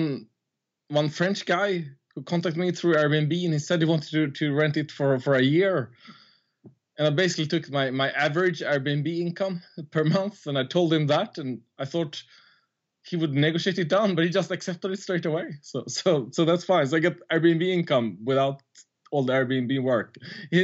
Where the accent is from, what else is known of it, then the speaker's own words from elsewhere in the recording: Sweden; moved away as an adult; now in Ivory Coast; I'm from, well, Sweden, or like Swedish-Italian, but I grew up in Sweden